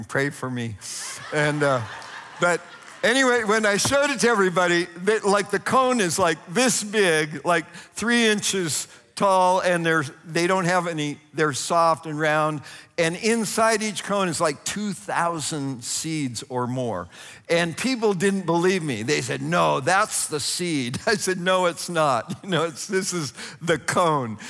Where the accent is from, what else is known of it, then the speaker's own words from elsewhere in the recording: Northern California, United States; I grew up in Northern California, and about 50 miles from my house were the Calaveras big trees